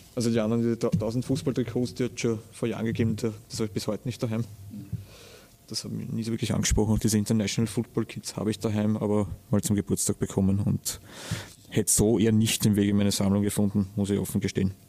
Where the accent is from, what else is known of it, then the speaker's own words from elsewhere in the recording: Austria; bei uns in Österreich